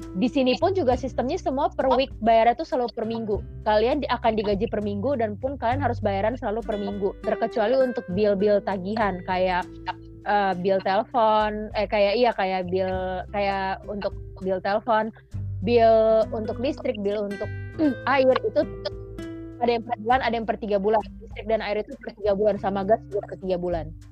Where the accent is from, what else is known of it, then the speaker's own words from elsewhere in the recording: Bogor, West Java, Indonesia; moved away; gue datang dari Indonesia I come from Indonesia